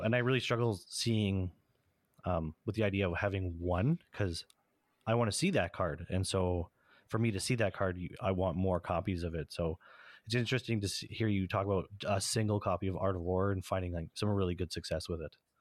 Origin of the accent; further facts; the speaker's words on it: Canada; we're Canadian